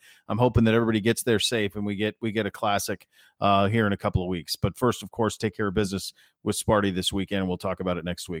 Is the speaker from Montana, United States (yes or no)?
yes; Montana, United States; where I grew up in Montana, we would go I remember this is I'm a man, I'm 40